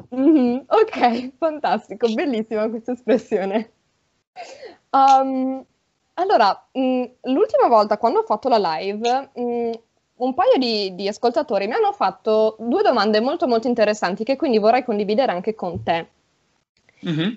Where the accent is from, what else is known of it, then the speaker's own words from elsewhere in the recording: Friuli-Venezia Giulia, Italy; nel Friuli Nord c'è la mia zona